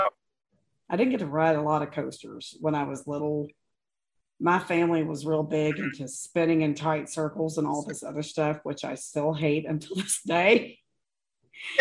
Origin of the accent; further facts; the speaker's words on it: Maysville, Kentucky, United States; I grew up in Maysville, Kentucky